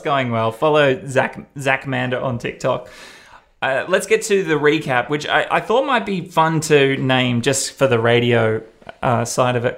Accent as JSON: {"language": "English", "country": "Australia", "tie": "born or raised there", "accent": "Australian", "said": "I'm Australian"}